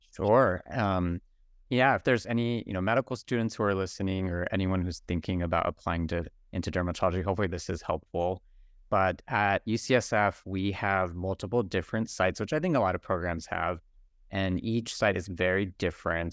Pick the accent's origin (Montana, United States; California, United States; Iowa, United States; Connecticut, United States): California, United States; Bakersfield; I, um, actually grew up in the Central Valley, I'm from Bakersfield, California